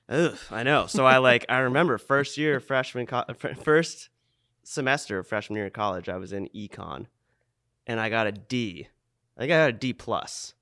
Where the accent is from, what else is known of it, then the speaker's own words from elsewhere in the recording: Old Orchard Beach, Maine, United States; Old Orchard, my, my hometown